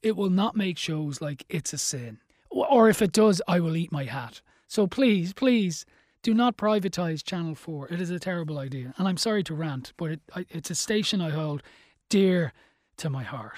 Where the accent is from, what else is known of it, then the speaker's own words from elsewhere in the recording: Dublin, Leinster, Ireland; Where I grew up in Dublin